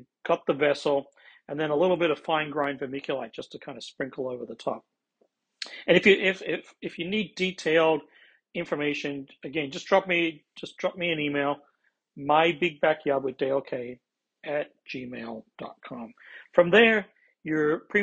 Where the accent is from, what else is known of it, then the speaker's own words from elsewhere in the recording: Australia; also born or lived in Midwest, United States; now in United States; I'm originally from Australia